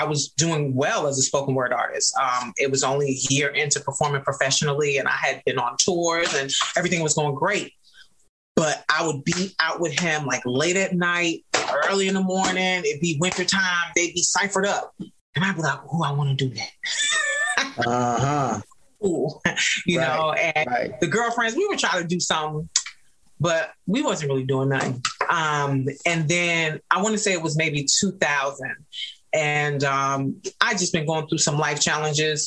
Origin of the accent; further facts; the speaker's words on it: New York City, New York, United States; I grew up in New York City